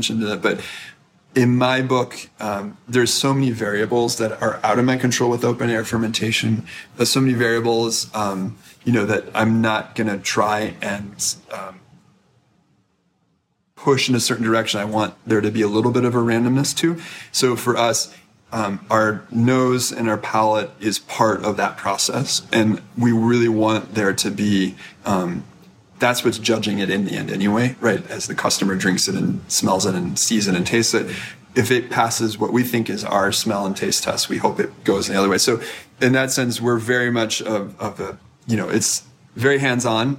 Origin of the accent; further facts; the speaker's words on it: United States; as an American